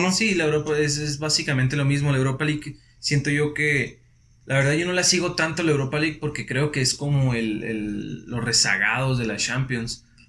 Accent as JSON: {"language": "Spanish", "country": "Mexico", "said": "es nuestra forma de ser en México"}